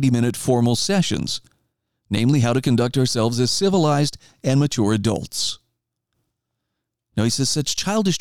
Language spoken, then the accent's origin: English; Idaho, United States; my home state of Idaho